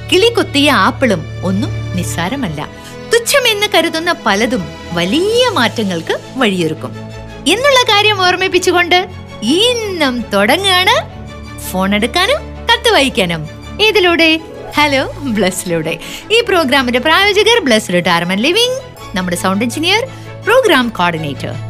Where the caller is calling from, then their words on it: Thiruvankulam, Kerala, India; ഞാൻ തിരുവാങ്കുളത്തുനിന്നാണ് നിന്നാണ് വിളിക്കുന്നത്